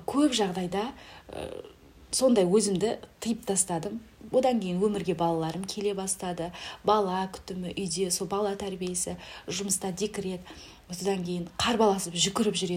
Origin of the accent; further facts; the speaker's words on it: Kazaly, Kyzylorda Region, Kazakhstan; moved away as an adult; now in Aral, Kazakhstan; қазалының қызымын өзім аралға тұрмысқа шықтым